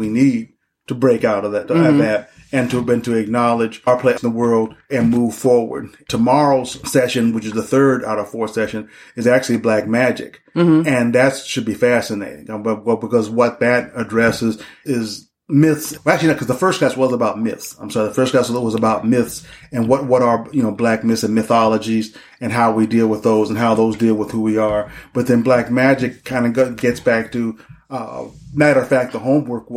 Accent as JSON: {"language": "English", "town": "Denver", "region": "Colorado", "country": "United States", "moved": "yes", "lives_now": "Detroit, United States", "said": "I'm originally from Denver and then moved to Detroit"}